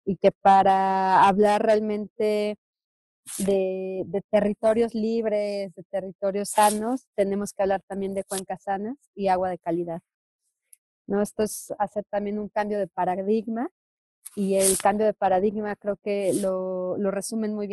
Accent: Mexico; como, como mexicanas y mexicanos tenemos que alzar la voz

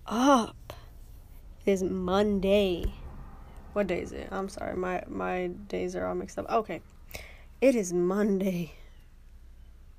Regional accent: Houston, Texas, United States; moved away as an adult; I am back in Houston, Texas, my hometown

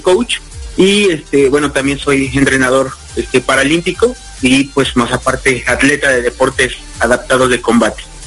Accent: Mexico City, Mexico; soy originario de la Ciudad de México actualmente radico en la misma

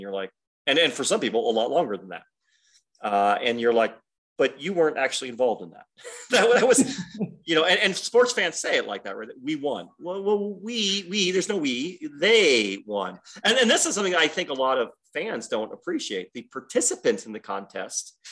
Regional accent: Detroit, Michigan, United States; now in Southern Utah, United States; I grew up in Detroit.

